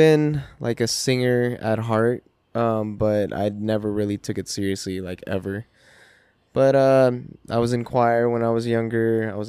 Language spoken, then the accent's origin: English; Reno, Nevada, United States; moved away as an adult; also born or lived in Subic Bay, Philippines / Japan; now in Los Angeles, United States; But I was raised in Reno. This is home. I was actually born in Subic Bay in the Philippines. My dad was in the Navy.